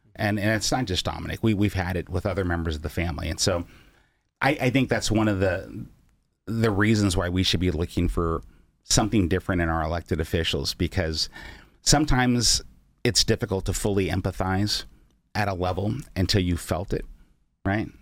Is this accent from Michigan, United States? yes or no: no; Seattle, Washington, United States; also born or lived in East Oakland, California; Mom moved us to Seattle when I was six years old